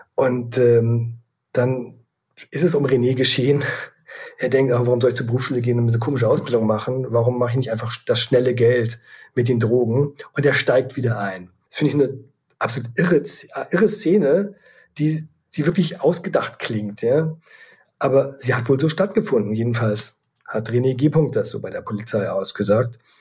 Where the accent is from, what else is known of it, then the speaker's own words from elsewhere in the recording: Leer, Lower Saxony, Germany; moved away as an adult; also born or lived in Hamburg; Ich komme eigentlich aus Leer Ostfriesland und habe dort nach dem Abitur bei der Ostfriesen Zeitung in Leer ein Volontariat absolviert